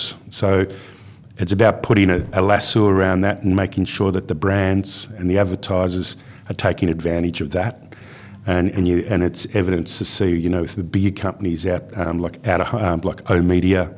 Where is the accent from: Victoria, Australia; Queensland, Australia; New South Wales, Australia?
Victoria, Australia; Melbourne; moved away as an adult; also born or lived in Perth, Western Australia / Carnarvon, Western Australia; I grew up in Bayside, Melbourne